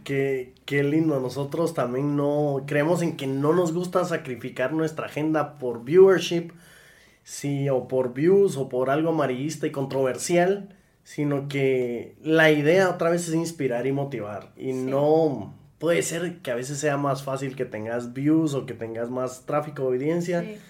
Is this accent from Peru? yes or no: no; Guatemala; somos guatemaltecos haciendo cosas por Guate